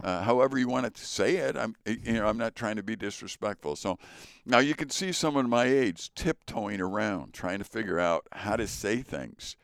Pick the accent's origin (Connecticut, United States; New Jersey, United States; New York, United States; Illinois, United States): Illinois, United States; Chicago; moved away; also born or lived in northern Wisconsin; I grew up in Chicago in a Polish neighborhood